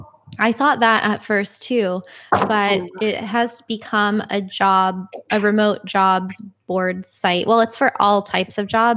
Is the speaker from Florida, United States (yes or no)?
yes; Florida, United States; I am from Florida and we didn't grow up with public transportation